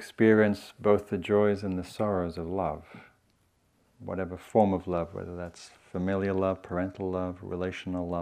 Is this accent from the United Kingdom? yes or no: yes; England, United Kingdom; now in United States; I'm from England